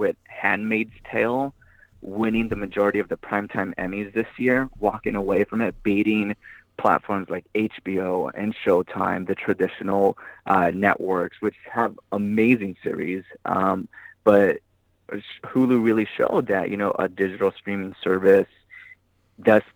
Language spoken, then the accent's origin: English; Pico Rivera, California, United States; I grew up in Pico Rivera, California